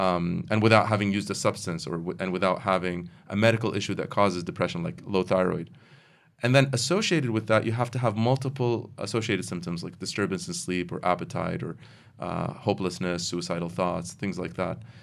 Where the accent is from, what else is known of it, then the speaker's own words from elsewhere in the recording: United States; now in Kuwait; I grew up in the United States